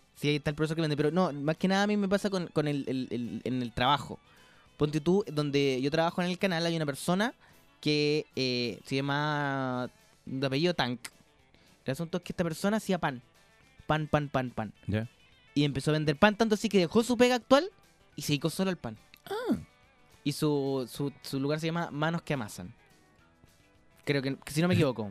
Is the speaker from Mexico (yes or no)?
no; Chile